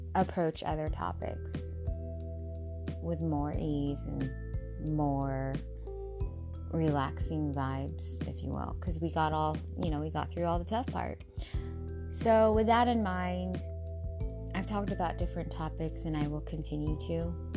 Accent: Seattle, Washington, United States; Paul Allen, who historically is part of my hometown and did so much for the communities in Seattle

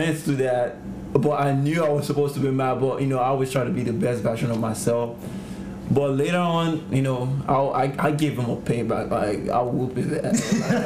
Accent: Nigeria; now in United States; Growing up in Nigeria

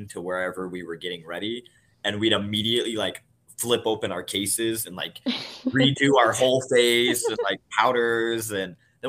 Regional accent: Southern Iowa, United States; moved away; I come from Southern Iowa, real small town

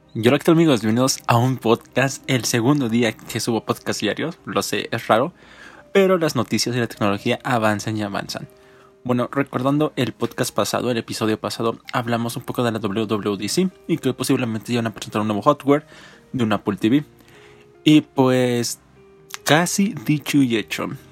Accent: Mexico; nosotros como mexicanos

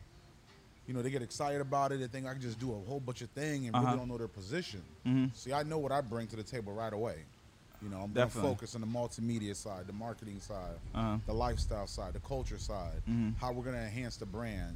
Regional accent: Bridgeport, Connecticut, United States; moved away as an adult; also born or lived in Haiti; now in West Palm Beach, United States; I came up to the U.S. when I was 7 years old. I moved in with my father and my stepmother. You know, that experience growing up in Bridgeport, Connecticut

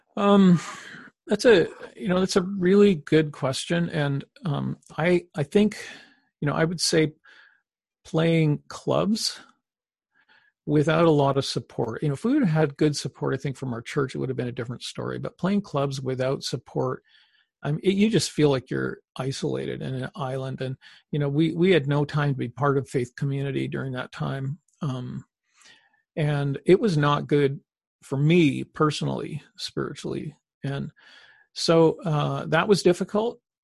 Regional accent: Canada; we're Canadian

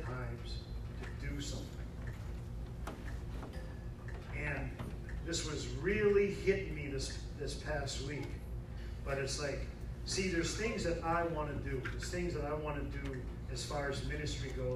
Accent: New England, United States; I'm from New England

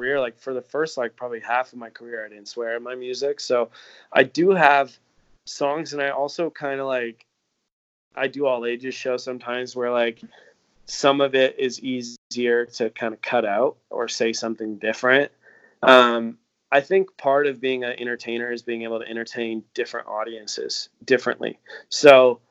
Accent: Canada; being Canadian

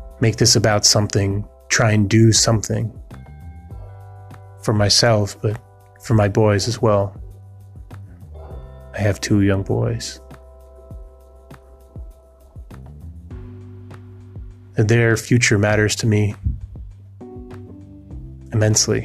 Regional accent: New England, United States; now in New York City, United States; I grew up in New England, then I moved to New York City, and I've been in New York City for about 20 years

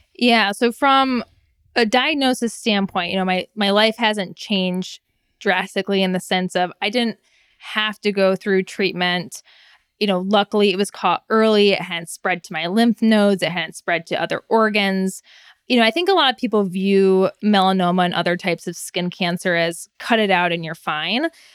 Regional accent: Michigan, United States; I was born and raised in Michigan, so Midwesterner through and through

